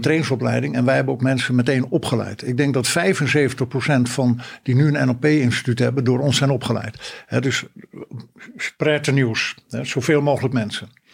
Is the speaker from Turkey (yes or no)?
no; North Holland, Netherlands; also born or lived in Friesland (parents); Mijn ouders zijn Fries en dat heeft een enorme belangrijke pad in mijn leven wel gemaakt. niet altijd in positieve zin. Ik ben wel in Noord-Holland geboren